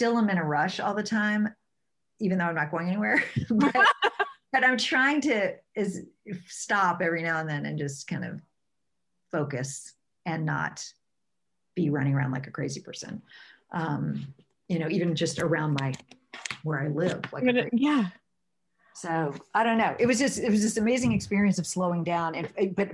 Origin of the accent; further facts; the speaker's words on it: Virginia, United States; now in Los Angeles, United States; I'm from Virginia originally, and I grew up sailing